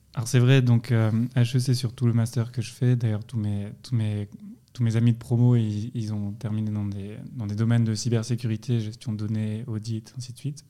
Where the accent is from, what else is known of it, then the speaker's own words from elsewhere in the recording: France; moved away as an adult; now in Lausanne, Switzerland; moi je viens de, de France, c'est-à-dire bon, maintenant je suis ici depuis assez longtemps